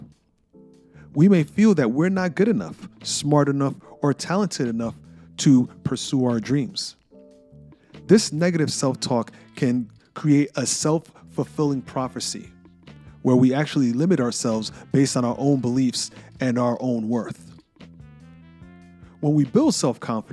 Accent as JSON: {"language": "English", "town": "New York City", "region": "New York", "country": "United States", "tie": "born or raised there", "said": "a shy kid growing up in New York City"}